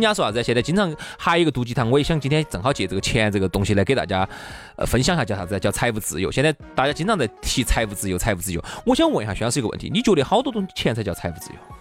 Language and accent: Chinese; China; 当然我们中国人本来就比较爱钱嘛